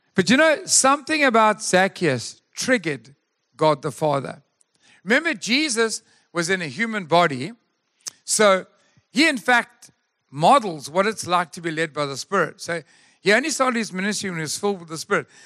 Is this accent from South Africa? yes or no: yes; Durban, KwaZulu-Natal, South Africa; moved away; We come from Durban